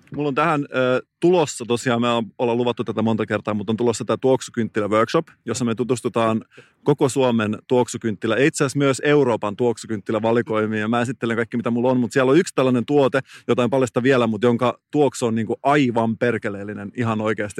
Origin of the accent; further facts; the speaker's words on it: Salo, Southwest Finland, Finland; moved away; mä oon kotoisin Salosta